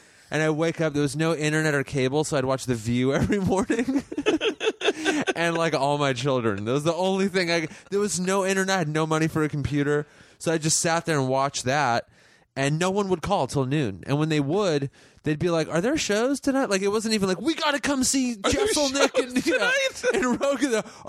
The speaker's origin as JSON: {"language": "English", "town": "Los Angeles", "region": "California", "country": "United States", "tie": "born or raised there", "said": "I'm from L.A. I'm one"}